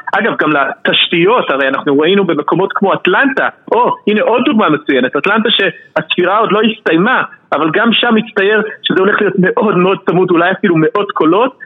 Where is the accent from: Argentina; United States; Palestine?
United States; Philadelphia, Pennsylvania; also born or lived in Bucks County, Pennsylvania; אני גדלתי בפילדלפיה אבל אחרי זה עברנו לבקס קאונטי שזה איזה פרבר מאוד לבן מחוץ לפנסילבניה